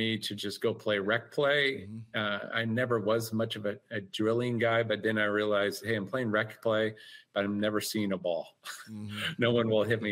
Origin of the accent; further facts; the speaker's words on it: Eastern Washington, United States; Eastern Washington and rural towns I've been all my life. So grew up on an apple orchard, pear orchard